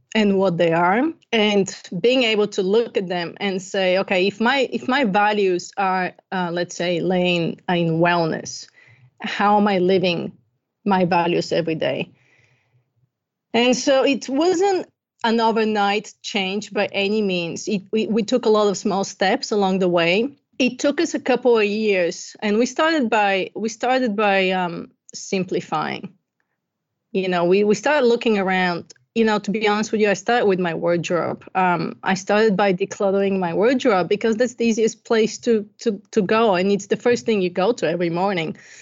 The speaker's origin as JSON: {"language": "English", "country": "Bulgaria", "tie": "born or raised there", "moved": "yes", "said": "I'm originally from Bulgaria. I grew up during communism, and I had the best childhood ever"}